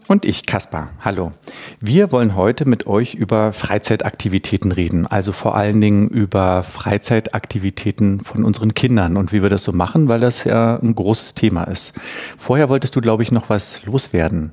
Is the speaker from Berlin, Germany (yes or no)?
yes; Berlin, Germany; ich komme ja aus Ostberlin